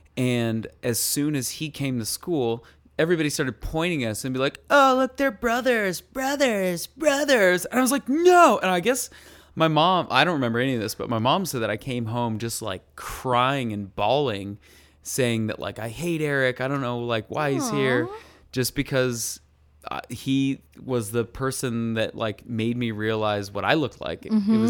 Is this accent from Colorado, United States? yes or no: yes; Colorado, United States; And I was the Asian boy. And I'm sure that you can relate to this, too, growing up in Colorado, where we are surrounded by whitey people.